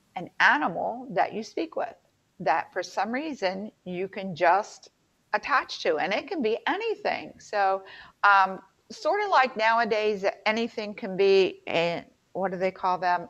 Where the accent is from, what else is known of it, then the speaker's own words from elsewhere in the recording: the South, United States; I'm from the South